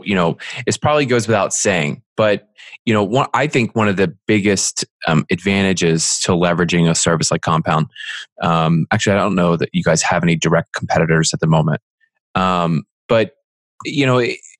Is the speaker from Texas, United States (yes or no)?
no; Philadelphia, Pennsylvania, United States; moved away; also born or lived in Franklin, Tennessee / Seattle; I'm originally from Philly